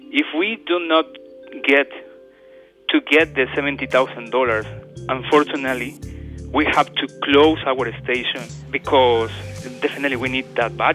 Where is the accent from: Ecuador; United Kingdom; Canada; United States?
Ecuador; Guayaquil, Guayas; English is a second language; moved away as an adult; now in Australia; I was born in Guayaquil, Ecuador.